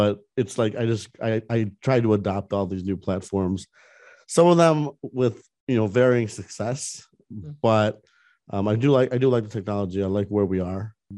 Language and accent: English; Orlando, Florida, United States; because I'm from Orlando, and Orlando has Electronic Arts, which is a big video game company.